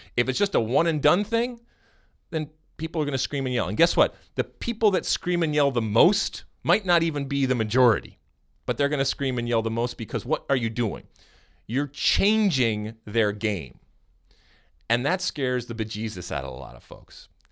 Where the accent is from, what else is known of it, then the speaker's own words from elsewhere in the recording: Midwest, United States; accent: Midwestern; my Midwestern accent